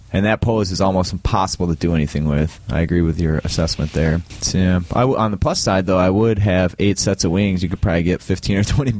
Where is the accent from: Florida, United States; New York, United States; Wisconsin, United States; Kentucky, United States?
Wisconsin, United States; I'm from Central Wisconsin, and...